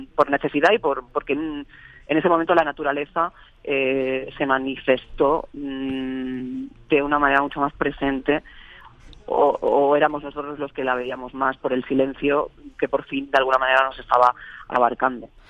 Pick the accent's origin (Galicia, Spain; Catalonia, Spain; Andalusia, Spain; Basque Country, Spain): Catalonia, Spain; Barcelona; moved away as an adult; also born or lived in Extremadura; now in Madrid, Spain; yo sí que nací en Barcelona, pero llevo ya desde 2015 viviendo en Madrid